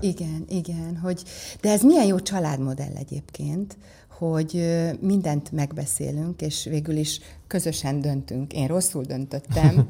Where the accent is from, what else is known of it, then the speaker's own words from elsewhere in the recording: Százhalombatta, Pest, Hungary; also born or lived in Ózd, Hungary; az édesapám a Dunai Hőerőműben Százhalombattán kapott egy nagyon jó mérnöki uh-huh. állást